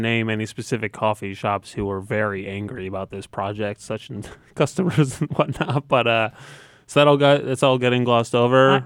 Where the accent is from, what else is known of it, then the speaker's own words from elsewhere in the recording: Coventry, Connecticut, United States; now in New Haven, United States; I grew up in Coventry